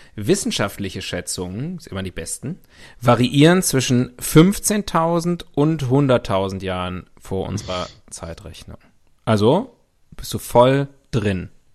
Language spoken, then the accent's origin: German; West Germany, Germany; In meiner Kindheit in Westdeutschland, in der BRD der 80er Jahre